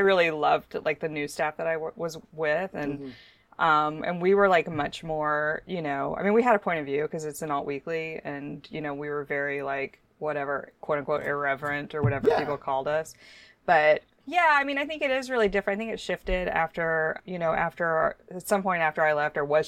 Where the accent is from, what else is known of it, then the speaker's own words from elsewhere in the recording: United States; moved away as an adult; also born or lived in Mississippi / Houston, Texas / Austin, Texas; I grew up in Mississippi and in Houston.